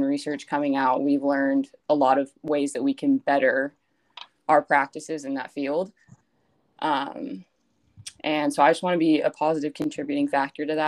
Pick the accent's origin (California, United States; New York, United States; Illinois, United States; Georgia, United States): California, United States; Yorba Linda; moved away as an adult; now in Fresno, United States; I'm from Yorba Linda, California, which is a little city right outside Anaheim, California, if you're familiar with that area. Born and raised there, grew up there my whole life